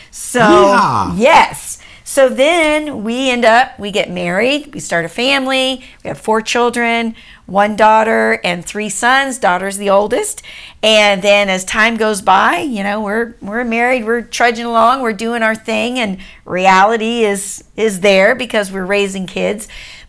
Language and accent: English; Washington, D.C. area, United States; So just our background is that I grew up an Army brat. We grew up just outside of Washington, D.C.